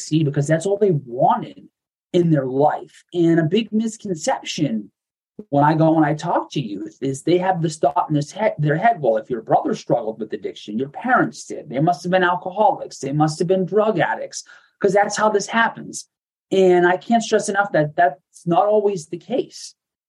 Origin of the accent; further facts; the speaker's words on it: Medford, Massachusetts, United States; Me and my family, we grew up right outside of Boston in Medford, Massachusetts